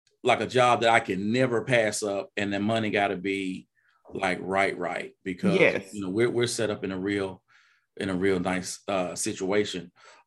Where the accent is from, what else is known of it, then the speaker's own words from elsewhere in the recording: Mississippi, United States; Well, I mean, you know, I'm originally from Mississippi.